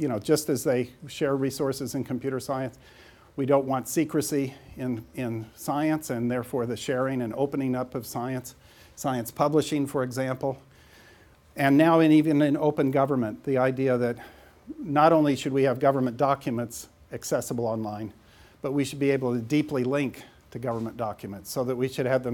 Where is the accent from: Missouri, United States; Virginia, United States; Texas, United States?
Missouri, United States; St. Joseph; moved away; that's me in grade school in St. Joseph, Missouri